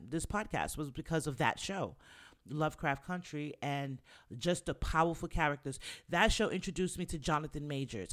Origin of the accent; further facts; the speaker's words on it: New York City, New York, United States; we're New Yorkers. I'm from the Bronx